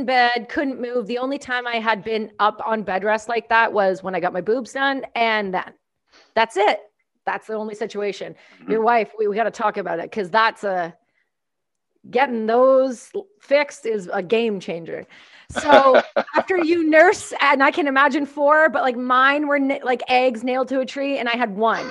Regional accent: Canada; I'm Canadian

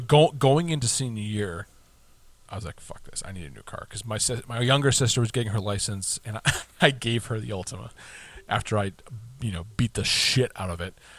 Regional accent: United States; we're American.

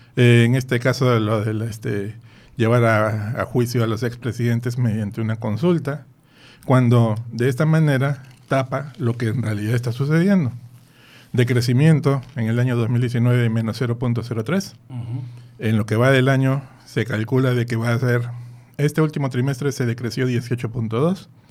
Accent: Peru; moved away; en mi tierra, en Perú

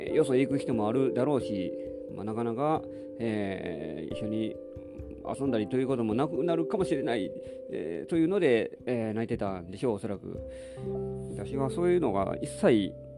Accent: Nara, Japan; 私は奈良市の出身なので

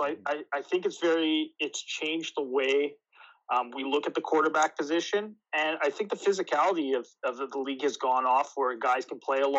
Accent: East St. Paul, Manitoba, Canada; And we grew up in East St. Paul, so in the community we're in, there wasn't many kids around for us.

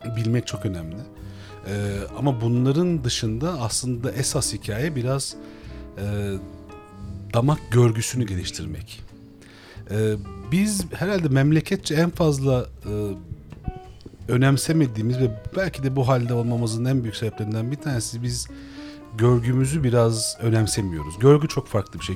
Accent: Istanbul, Turkey; Benim bütün çocukluğum e, Hebil Adada geçti

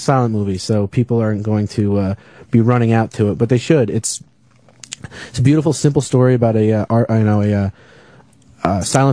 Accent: Monroe, New York, United States; moved away; I'm from Monroe, New York

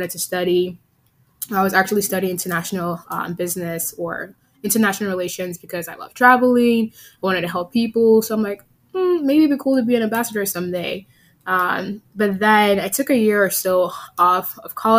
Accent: Virginia, United States; also born or lived in Nigeria / Texas; now in Seattle, United States; I was born in Nigeria, raised in Virginia, and educated in Texas, and currently work in Seattle at Microsoft.

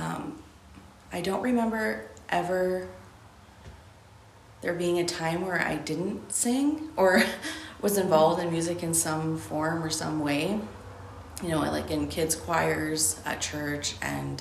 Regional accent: Ontario, Canada; moved away as an adult; also born or lived in Alberta; I grew up in Ontario.

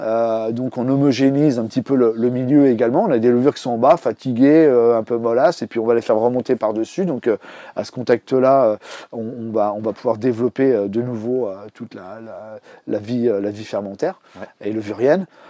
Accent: Brittany, France; moved away; also born or lived in Paris; je suis né en Bretagne

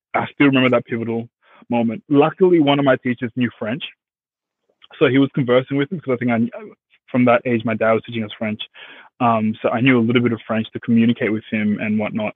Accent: Australia; English is a second language; also born or lived in Congo / Zimbabwe; born Congo, traveled, got to Zimbabwe, lived there for five years, and then seven, eight, nine. Yeah, seven, eight came to Australia and yeah, pretty much with no English at all

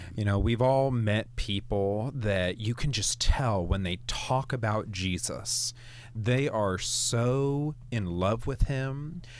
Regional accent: Maryland, United States; I was growing up in Maryland.

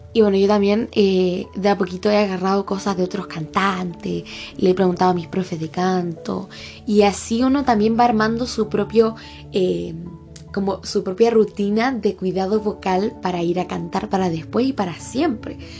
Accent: Chile; yo soy de Chile

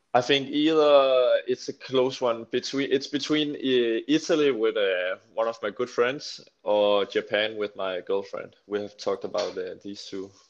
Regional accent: a little town near Slagelse, between Slagelse and Holbæk, Zealand, Denmark; I come from a little town called Gianelund near Slagelse. It's between Slagelse and uh, Holbæk.

